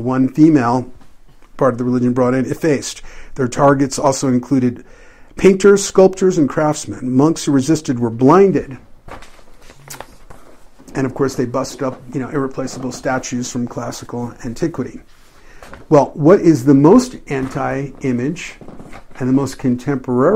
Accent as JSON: {"language": "English", "town": "New York City", "region": "New York", "country": "United States", "tie": "born or raised there", "moved": "yes", "said": "When I was growing up in New York City"}